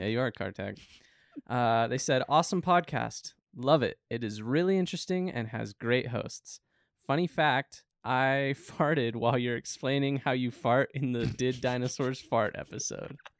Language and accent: English; Southern Utah, United States; I grew up in Southern Utah